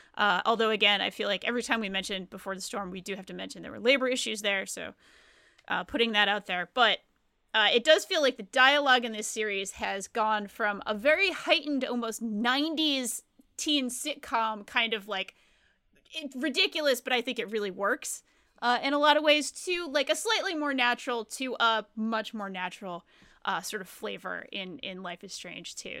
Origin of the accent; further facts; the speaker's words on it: Rhode Island, United States; moved away; I didn't grow up in a small town, but I grew up in Rhode Island